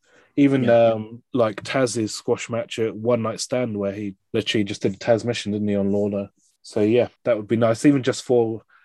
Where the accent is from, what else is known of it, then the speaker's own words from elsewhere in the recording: United Kingdom; But we still always have that moment as British fans.